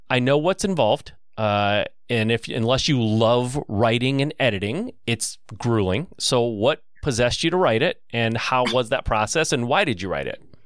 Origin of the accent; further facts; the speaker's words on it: Michigan, United States; I'm from Michigan